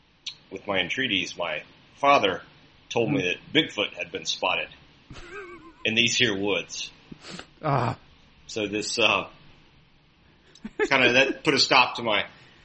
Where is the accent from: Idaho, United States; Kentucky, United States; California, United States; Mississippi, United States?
Mississippi, United States; I'm from Mississippi, dude.